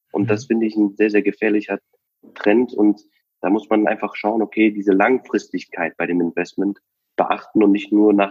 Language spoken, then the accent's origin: German; Cologne, North Rhine-Westphalia, Germany; Also nehmen wir mal äh, einfach Köln, wir kommen aus Köln.